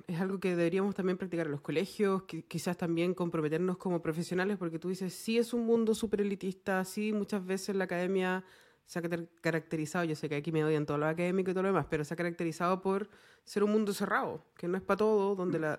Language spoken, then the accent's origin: Spanish; Chile; nosotros como chilenos